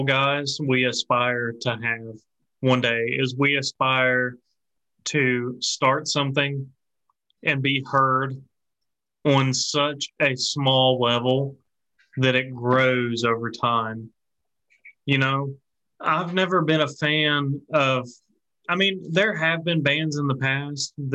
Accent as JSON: {"language": "English", "region": "Appalachia", "country": "United States", "said": "we're from the Appalachia region, and we have our own cultural differences"}